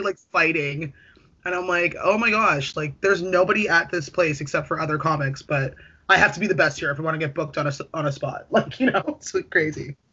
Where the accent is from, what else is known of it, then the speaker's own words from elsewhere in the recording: Toronto, Ontario, Canada; I'm from Scarborough